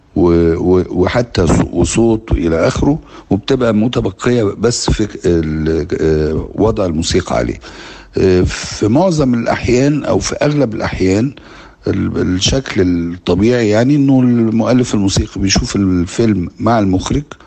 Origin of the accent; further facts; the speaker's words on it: Egypt; كمصريين وكعرب